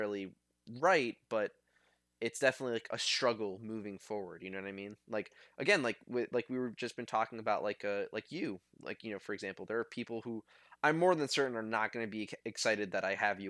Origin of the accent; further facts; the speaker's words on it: United States; I'm in the army or because I'm an American